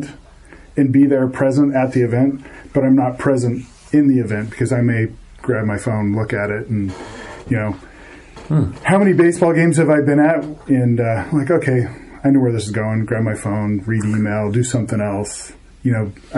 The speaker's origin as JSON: {"language": "English", "region": "Midwest", "country": "United States", "tie": "born or raised there", "said": "where I grew up in the Midwest"}